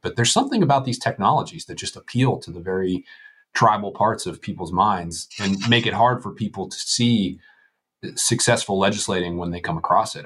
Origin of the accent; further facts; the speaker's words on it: Western Pennsylvania, United States; I'm from Western Pennsylvania